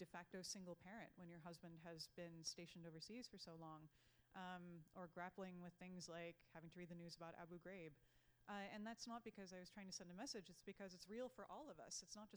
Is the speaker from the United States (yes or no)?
yes; Newville, Pennsylvania, United States; moved away; I grew up in Newville, Pennsylvania, which right down 81, it's south of Carlisle